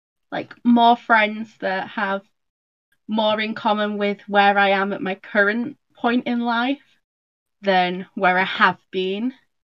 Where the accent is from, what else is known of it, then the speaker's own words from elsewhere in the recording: Yorkshire and the Humber, United Kingdom; also born or lived in South Wales; I am from Yorkshire, but I was originally born in Wales.